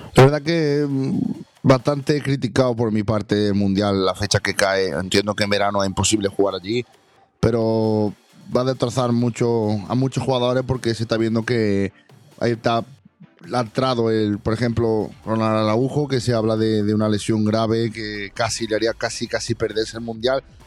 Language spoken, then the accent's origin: Spanish; Jaén, Andalusia, Spain; mi pueblo y a mi ciudad